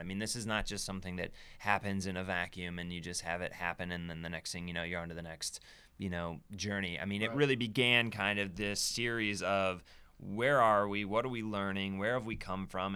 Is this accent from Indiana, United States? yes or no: yes; South Bend, Indiana, United States; moved away as an adult; also born or lived in Michigan City, Indiana; now in Brooklyn, United States; I'm from South Bend, Indiana, because that's you know where I grew up.